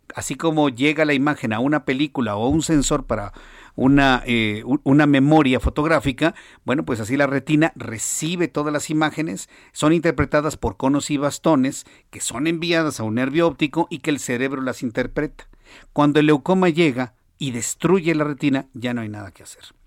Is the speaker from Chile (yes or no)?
no; Mexico; en México